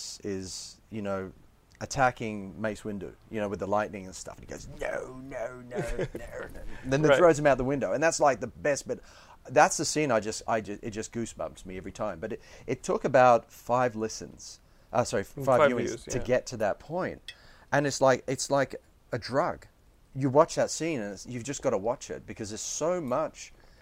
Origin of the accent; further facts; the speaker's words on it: England, United Kingdom; also born or lived in Australia; Partially in England, partially in Australia.